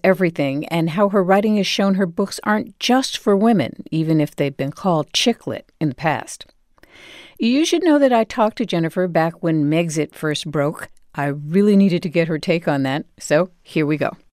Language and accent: English; New Haven, Connecticut, United States; I'm from New Haven